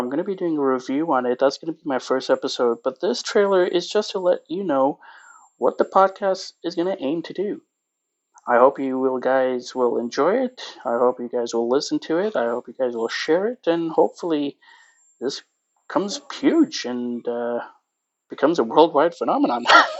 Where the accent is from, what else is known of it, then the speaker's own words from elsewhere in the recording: Pakistan; also born or lived in Greater Toronto Area, Canada; now in Toronto, Canada; I am a Pakistani living in Canada, specifically the GTA.